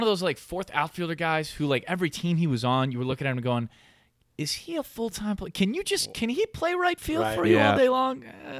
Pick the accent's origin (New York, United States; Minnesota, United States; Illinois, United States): Illinois, United States; Evanston; also born or lived in Fort Wayne / Appleton; So I was born in Evanston. We moved to Fort Wayne, Indiana, where there is no baseball, and then we moved to Appleton, Wisconsin.